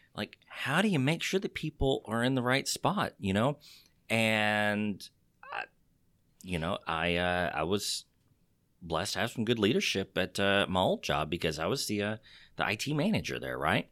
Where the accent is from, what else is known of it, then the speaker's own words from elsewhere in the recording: Texas, United States; accent: Texas; my Texas accent